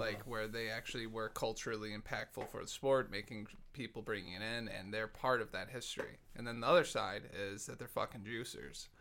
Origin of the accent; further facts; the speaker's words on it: Dearborn, Michigan, United States; moved away; I grew up in Dearborn